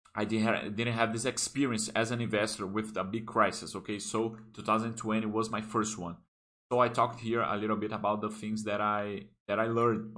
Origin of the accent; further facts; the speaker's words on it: Brasília, Federal District, Brazil; English is a second language; I started to study English when I was eight years old, okay? There is a very good uh, English school here that uh, called here in Brasilia